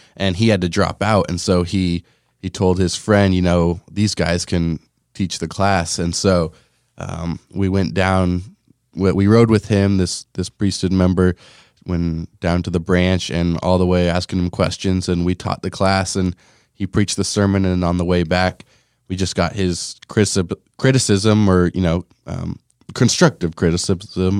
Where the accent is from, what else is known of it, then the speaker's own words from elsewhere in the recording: Lamoni, Iowa, United States; growing up in Lamoni